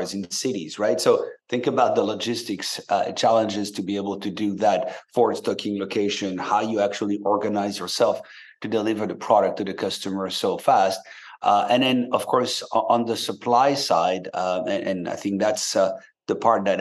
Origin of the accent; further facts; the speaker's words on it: France; moved away as an adult; now in San Francisco, United States; you may hear a bit of an accent because I grew up in France and moved to the US about 20 years back.